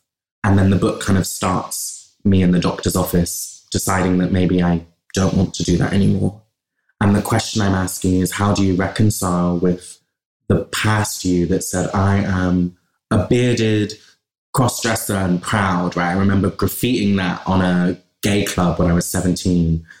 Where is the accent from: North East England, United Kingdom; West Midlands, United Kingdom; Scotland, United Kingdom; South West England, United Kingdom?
South West England, United Kingdom; Bristol; accent: West Country; also born or lived in London; I grew up in Bristol